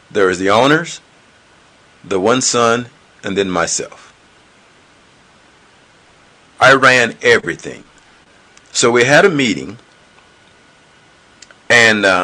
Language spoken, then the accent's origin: English; the South, United States; But in my mindset, now mind you, I'm from the South, and I realized something with people